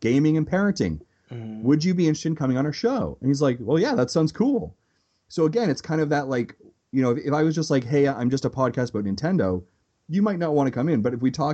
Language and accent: English; Canada; as a Canadian, especially growing up watching EP Daily